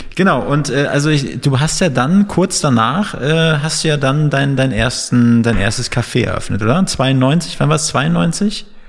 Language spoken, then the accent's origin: German; Northern Germany, Germany; moved away as an adult; now in Berlin, Germany; wir sind so Fischköpfe, sagt man. Wir kommen aus dem Norden ursprünglich.